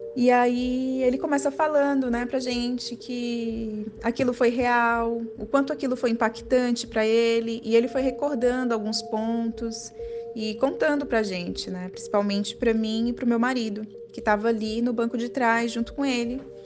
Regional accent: Piauí, Brazil; now in São Paulo, Brazil; eu moro na capital de São Paulo atualmente mas eu sou piauiense, minha família toda é de lá.

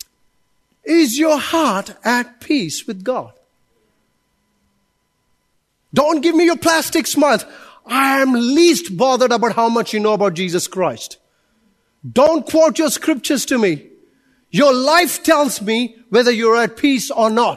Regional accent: India; now in Auckland, New Zealand; I'm Indian

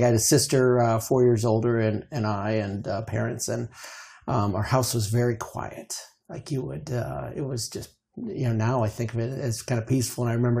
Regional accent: Chicago, Illinois, United States; now in Phoenix, United States; So, like most of Phoenix, I am from Chicago.

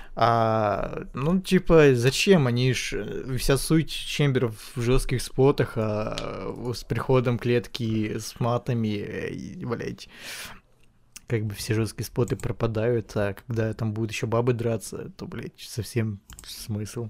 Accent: Ukraine; я украинец

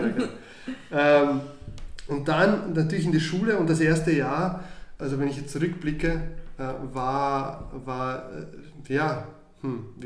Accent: Austria; also born or lived in Croatia; Ich bin 1984 in Kroatien geboren und bin dann mit sieben Jahren 1992 nach Österreich gekommen.

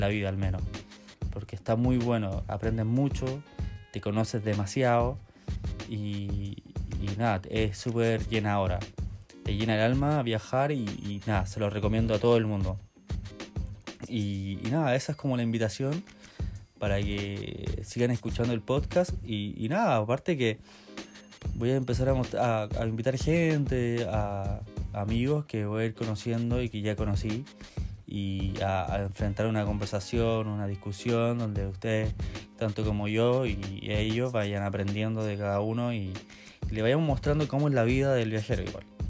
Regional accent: Maipú, Santiago Metropolitan Region, Chile; moved away as an adult; now in New Zealand; soy chileno, soy de Maipú, de Santiago

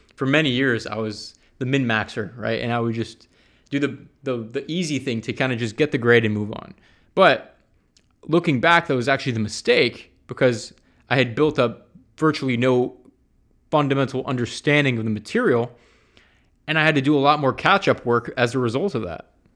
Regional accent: Atlanta, Georgia, United States; moved away as an adult; now in San Francisco, United States; I grew up in Atlanta.

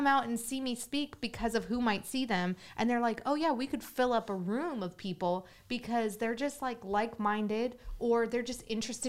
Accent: Oklahoma, United States; I grew up in the Bible Belt of Oklahoma, where college football is like religion.

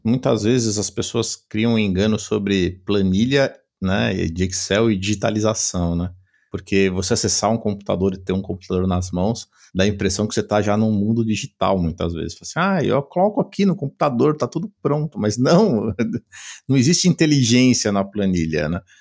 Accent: São Paulo, Brazil; sou de São Paulo, né? Dá para o pessoal talvez veja pelo sotaque aqui um pouquinho diferente

